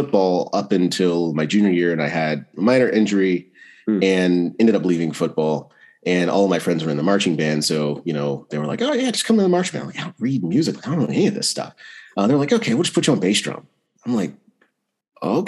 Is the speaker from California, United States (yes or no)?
no; Greenville, North Carolina, United States; I actually grew up in Greenville, North Carolina